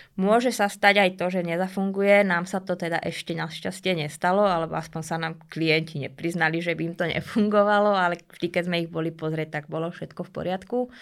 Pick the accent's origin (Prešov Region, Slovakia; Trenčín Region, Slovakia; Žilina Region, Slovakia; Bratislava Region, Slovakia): Bratislava Region, Slovakia; Bratislava; Pochádzam z mesta, pochádzam z Bratislavy, vyrastala som v paneláku